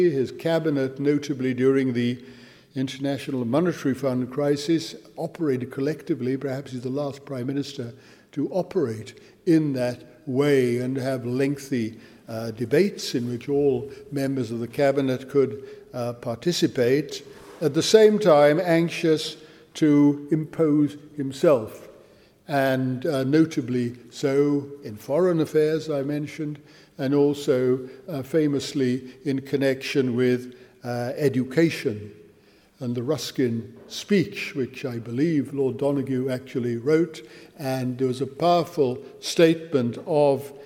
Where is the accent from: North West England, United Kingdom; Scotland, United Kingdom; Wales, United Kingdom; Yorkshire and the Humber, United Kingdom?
Wales, United Kingdom; as a Welshman